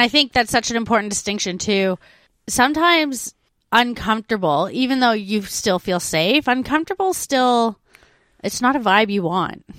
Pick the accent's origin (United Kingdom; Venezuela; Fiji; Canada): Canada; moved away; I have a foundation of French growing up in Canada, 'cause we learn French.